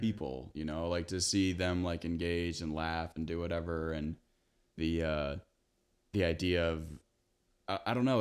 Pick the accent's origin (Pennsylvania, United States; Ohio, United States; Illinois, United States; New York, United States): Illinois, United States; Big Rock; moved away as an adult; now in Bloomington, United States; growing up in Big Rock